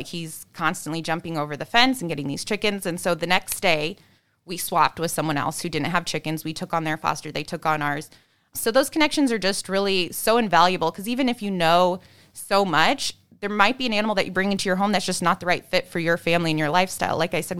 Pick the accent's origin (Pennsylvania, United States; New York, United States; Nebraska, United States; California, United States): Nebraska, United States; now in Chicago, United States; I grew up in Nebraska, but yes, but dogs was as exotic as we got at the house.